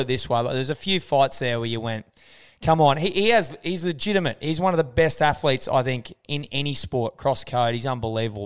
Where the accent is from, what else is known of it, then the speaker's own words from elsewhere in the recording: Australia; we're Australian